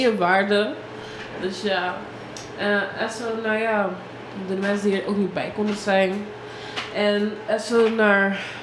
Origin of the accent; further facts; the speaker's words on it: Suriname; ik ben gewoon surinaamse